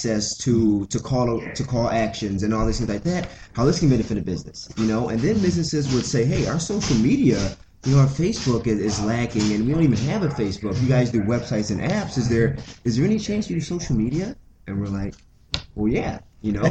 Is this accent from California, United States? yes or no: no; Rufford, outside Detroit, Michigan, United States; moved away as an adult; now in Grand Rapids, United States; I'm from the Mitten, but I'm from the east side of Michigan. So I'm from Rufford, which is a little township outside of Detroit